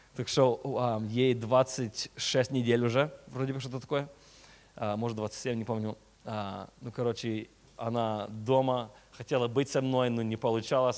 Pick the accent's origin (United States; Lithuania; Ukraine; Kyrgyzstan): United States; California; Russian is a second language; also born or lived in Chisinau, Moldova; я родился а, в Кишиневе, в Молдове. Мне было 6 лет, когда я а, переехал а, в Америку, так что я реально американец почти. И а, уже 20, сколько там, 27 лет в Америке живу